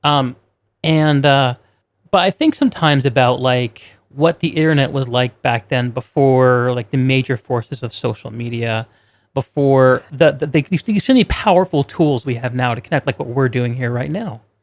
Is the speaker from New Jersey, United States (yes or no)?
no; New York, United States; I grew up near New York City, so I'd watch every single Yankees game